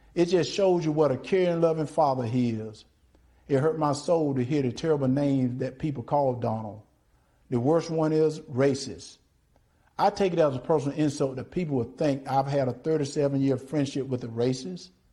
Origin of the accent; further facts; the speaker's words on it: Deep South, United States; Growing up in the Deep South, I've seen racism up close